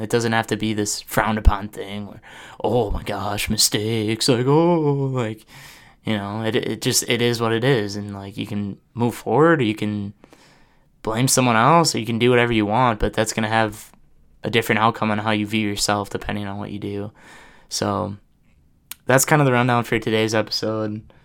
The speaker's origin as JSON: {"language": "English", "town": "Oshkosh", "region": "Wisconsin", "country": "United States", "tie": "born or raised there", "lives_now": "Madison, United States", "said": "back in Oshkosh"}